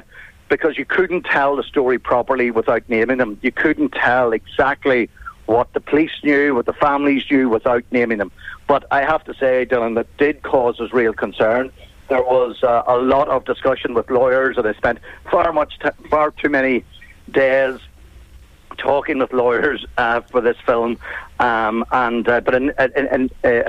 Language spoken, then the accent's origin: English; Enniskillen, Northern Ireland, United Kingdom; I come from Enniskillen, which is about 100 miles west of Belfast